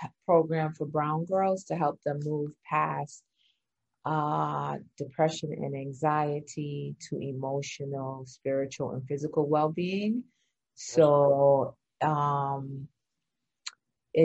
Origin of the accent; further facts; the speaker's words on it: New York, United States; also born or lived in England; I'm from New York